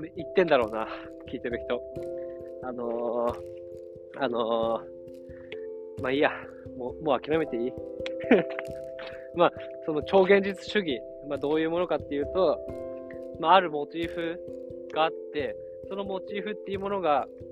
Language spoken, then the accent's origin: Japanese; Yamagata, Japan; 俺山形出身